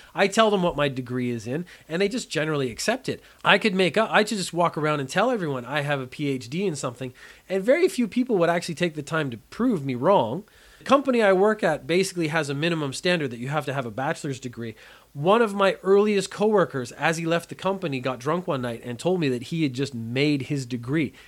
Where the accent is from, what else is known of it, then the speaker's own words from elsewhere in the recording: Canada; I am a Canadian